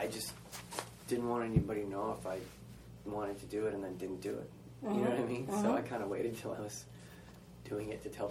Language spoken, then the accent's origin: English; northern Maine, United States; also born or lived in Massachusetts; now in New York City, United States; I moved to Maine when I was 8. I was born in Massachusetts and... moved to Maine when I was in third grade.